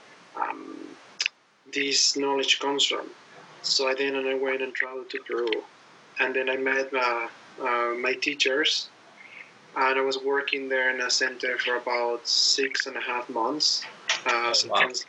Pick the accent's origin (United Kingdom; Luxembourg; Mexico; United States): Mexico; I'm from Mexico originally